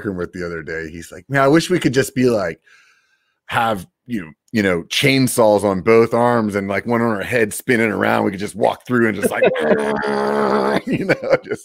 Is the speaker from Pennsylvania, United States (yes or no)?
yes; Pennsylvania, United States; now in California, United States; where I grew up in Pennsylvania